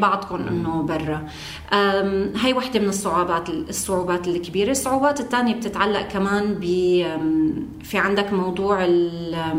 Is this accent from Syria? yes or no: yes; Syria; now in Lebanon; كسوريين بلبنان